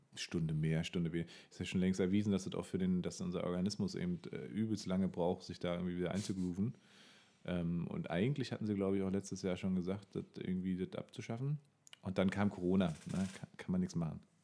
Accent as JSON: {"language": "German", "town": "Bernau bei Berlin", "region": "Brandenburg", "country": "Germany", "tie": "born or raised there", "said": "in meiner Kindheit und Jugend immer sehr wichtig, weil Bernau kannte natürlich keine Sau"}